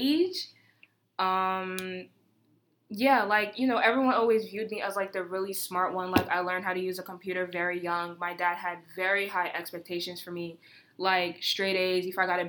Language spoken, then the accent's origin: English; United States; born or raised there